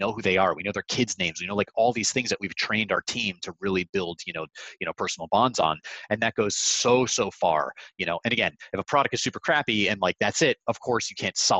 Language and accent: English; Connecticut, United States; grew up in Connecticut.